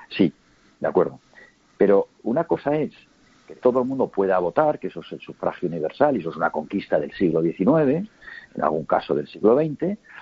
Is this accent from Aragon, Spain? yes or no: yes; Huesca, Aragon, Spain; Yo soy de Huesca